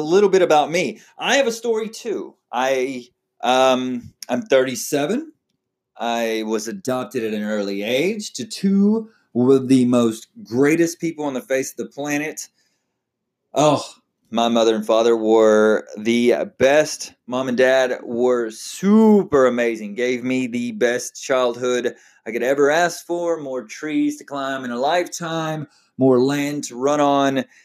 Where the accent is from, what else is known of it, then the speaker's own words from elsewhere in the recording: Texas, United States; now in Oklahoma, United States; I am from Texas